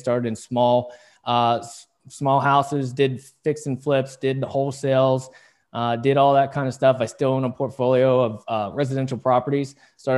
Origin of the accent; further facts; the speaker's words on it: West Virginia, United States; also born or lived in South Korea; I was born in South Korea, and then I got adopted by two of the greatest folks in the world in a small, well, the smallest of small towns in Waitstown, West Virginia